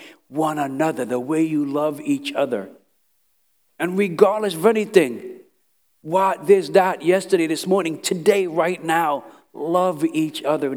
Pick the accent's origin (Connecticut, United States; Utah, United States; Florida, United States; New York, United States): New York, United States; New York City; moved away; I was from Brooklyn, New York, Italian, Irish, Jewish, Puerto Ricans